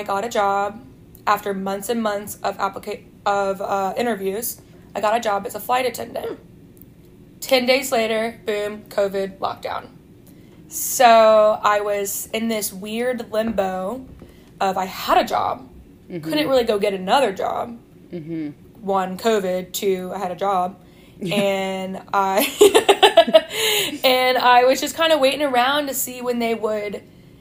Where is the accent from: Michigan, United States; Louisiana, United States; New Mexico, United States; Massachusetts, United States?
Louisiana, United States; Baton Rouge; I'm 27, I'm from Baton Rouge, Louisiana